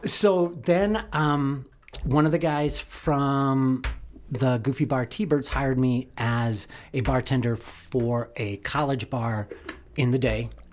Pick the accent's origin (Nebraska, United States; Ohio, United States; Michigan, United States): Nebraska, United States; Omaha; moved away as an adult; also born or lived in Lincoln, Nebraska / Evanston, Illinois; now in Chicago, United States; Omaha, Nebraska, born in nineteen sixty-two.